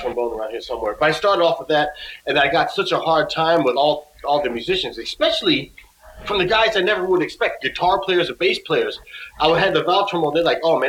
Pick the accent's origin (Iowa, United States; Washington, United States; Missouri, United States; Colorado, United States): Washington, United States; Seattle; Growing up in Seattle